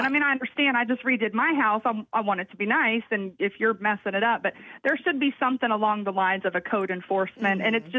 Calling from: Summerville, South Carolina, United States; I'm calling from Somerville.

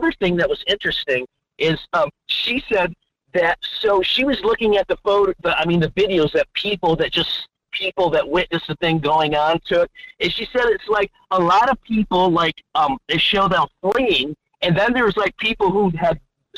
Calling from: Fairbanks, Alaska, United States; from Fairbanks.

